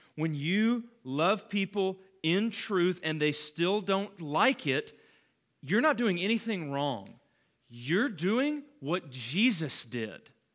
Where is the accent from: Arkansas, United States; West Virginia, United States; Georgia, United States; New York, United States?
Georgia, United States; Calhoun; when I grew up in Calhoun, we lived on this road called McDaniel Station